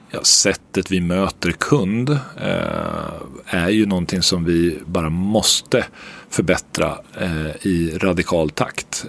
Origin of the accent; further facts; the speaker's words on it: Örebro, Örebro County, Sweden; moved away; also born or lived in New Jersey; jag är örebroare för alltid